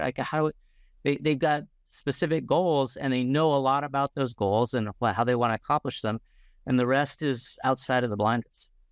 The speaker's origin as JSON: {"language": "English", "region": "Indiana", "country": "United States", "tie": "born or raised there", "said": "I grew up in Indiana"}